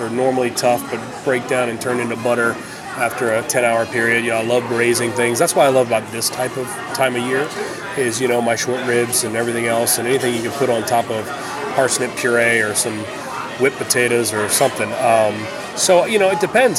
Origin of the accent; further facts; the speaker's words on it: New Orleans, Louisiana, United States; moved away; growing up in New Orleans